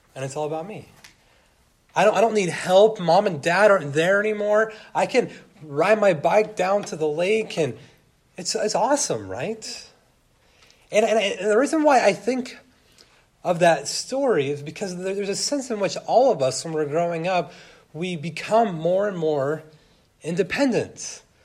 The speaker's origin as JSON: {"language": "English", "region": "California", "country": "United States", "tie": "born or raised there", "said": "growing up in California"}